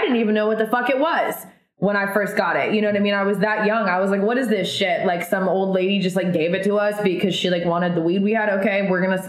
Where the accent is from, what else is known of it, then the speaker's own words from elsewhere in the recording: Oregon, United States; that's where I'm from Oregon